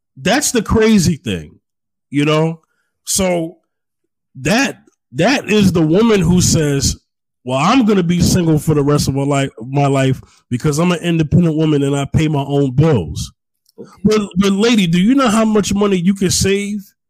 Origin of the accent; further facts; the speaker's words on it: New York, United States; now in Houston, United States; I'm from New York, but I'm not there anymore